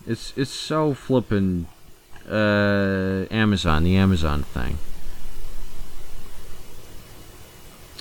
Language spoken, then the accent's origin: English; United States; I'm an American